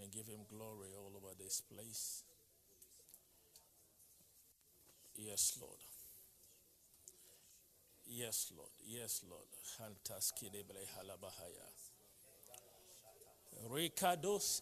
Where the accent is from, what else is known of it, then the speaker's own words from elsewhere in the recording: Ghana; I was from Ghana